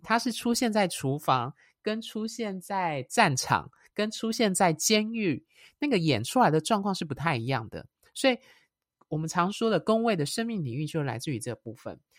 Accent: Taiwan; 我是台湾出生

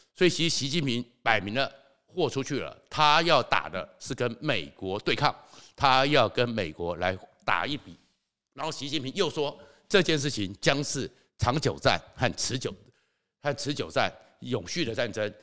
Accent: Taiwan; 因为我们台湾就在正中间

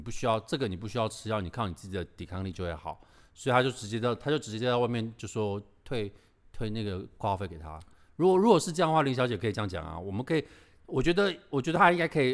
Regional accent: Taiwan; 我们台湾人

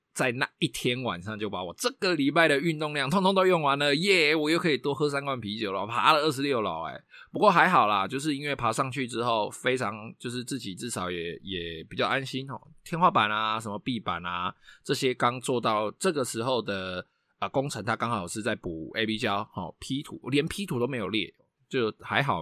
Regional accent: Taiwan; 我们台湾人非常地会比价，然后非常地会，呃，非常地重视 C P 值嘛

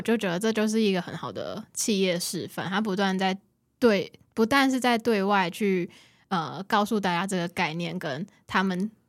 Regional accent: Kaohsiung, Taiwan; 我都会跟大家介绍我是高雄人

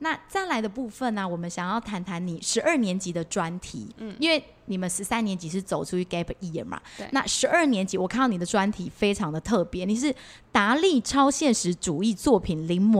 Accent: Taiwan; 就像因为我们台湾人可能很喜欢看到人，我们就说啊，你最近胖了，你最近瘦了。

